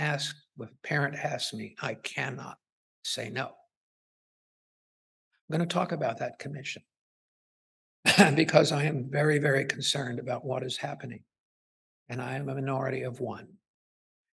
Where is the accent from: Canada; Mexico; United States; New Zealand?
United States; Ohio; moved away; I'm originally from Ohio, so I look at Ohio newspapers.